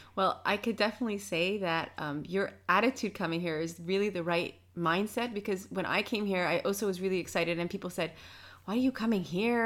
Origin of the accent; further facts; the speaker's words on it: New York, United States; now in Netherlands; I come from New York